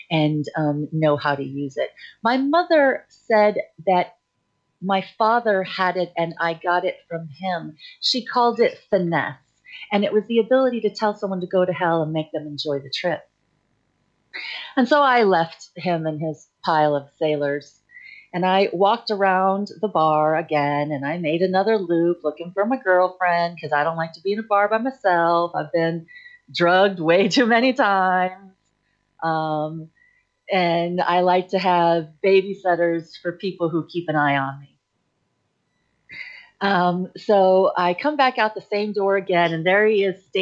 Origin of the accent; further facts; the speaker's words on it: Idaho, United States; also born or lived in Newport / Chicago / Texas / Florida; I was born in Newport, Rhode Island, but I grew up in Chicago and, until elementary school. And then I did middle school and high school out in Idaho, but I've lived in Texas and we were in Florida at the moment.